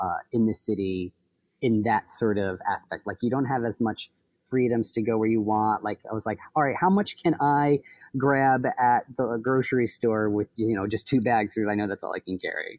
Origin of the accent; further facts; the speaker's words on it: Troy, New York, United States; moved away as an adult; also born or lived in Brooklyn, New York; I moved up to Troy. This is where I grew up when I was younger